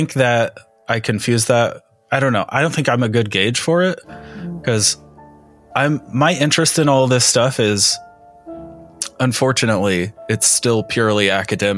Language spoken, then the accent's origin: English; Indiana, United States; I'm being from Indiana